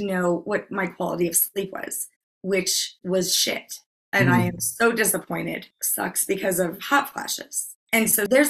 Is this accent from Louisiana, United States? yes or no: yes; Louisiana, United States; I'm from Louisiana